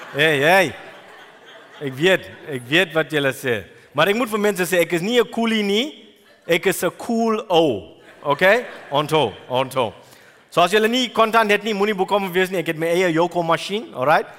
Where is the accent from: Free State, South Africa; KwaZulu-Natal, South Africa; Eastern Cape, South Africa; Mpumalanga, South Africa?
KwaZulu-Natal, South Africa; Durban; moved away as an adult; also born or lived in New Zealand; ek was groot geword in Durban